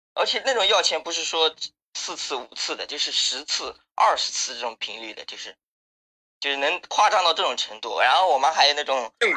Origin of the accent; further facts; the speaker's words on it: Zhangjiagang, Jiangsu, China; 我是张家港的